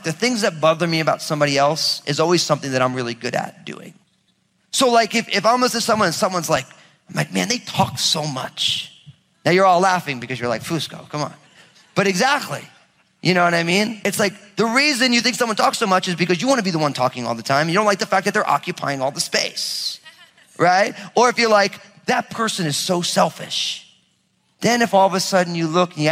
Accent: New Jersey, United States; I'm from Jersey

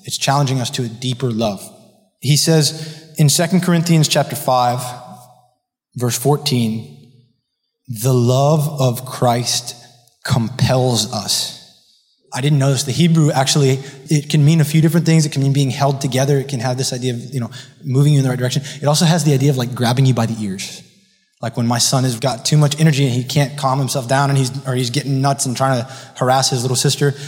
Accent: Miami Beach, Florida, United States; I was raised here in Miami Beach by wise, godly parents

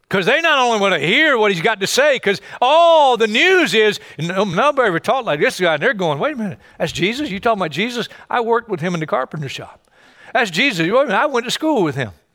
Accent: Hartsville, South Carolina, United States; my hometown in South Carolina, Hartsville, South Carolina

